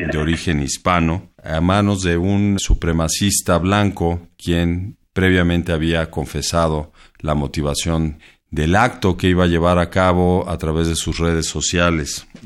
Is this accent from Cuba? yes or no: no; Mexico; ¿Cuál es la importancia que debemos darle como mexicanos a los esfuerzos para combatir pues este tráfico ilícito de bienes culturales que aquejan a gran parte del mundo, pero en particular a nosotros los mexicanos.